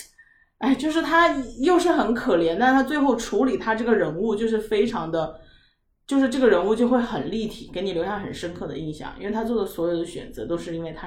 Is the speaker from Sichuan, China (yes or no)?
yes; Sichuan, China; 因为我都是四川人，回成都生的小孩